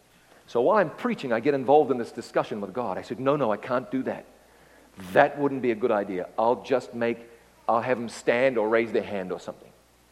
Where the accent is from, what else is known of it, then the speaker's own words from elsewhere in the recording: Ngaruawahia, Waikato, New Zealand; I'm calling from my hometown. It's called Ngarawawahia. I'm calling from Ngarawawahia.